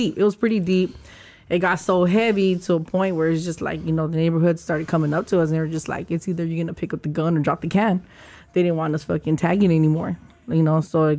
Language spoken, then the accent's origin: English; Los Angeles, California, United States; I grew up in Eastside Lincoln Heights, 90031